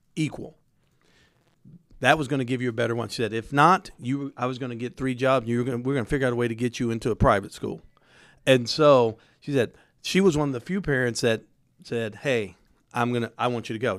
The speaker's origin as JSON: {"language": "English", "town": "Indianapolis", "region": "Indiana", "country": "United States", "tie": "born or raised there", "said": "I grew up on the east side, but I went to school on the south side, court order"}